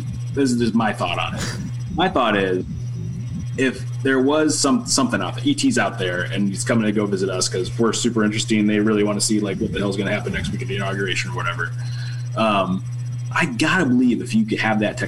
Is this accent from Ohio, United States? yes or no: yes; Cleveland, Ohio, United States; I was born in Cleveland.